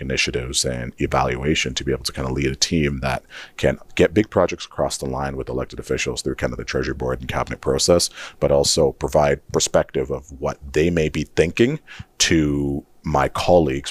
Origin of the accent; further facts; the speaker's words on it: Saskatchewan, Canada; moved away as an adult; also born or lived in Nigeria / Guelph, Ontario / Regina; now in Edmonton, Canada; growing up in Saskatchewan, and especially working in like my 20s